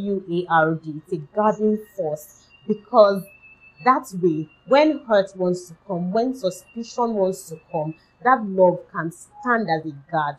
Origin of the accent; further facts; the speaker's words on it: Nigeria; my home country, Nigeria, in Africa.